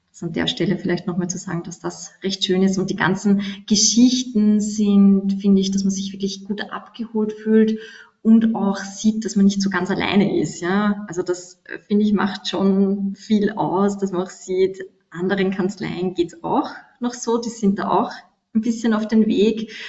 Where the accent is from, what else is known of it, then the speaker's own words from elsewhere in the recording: Austria; ist bei uns in Österreich auch nichts anderes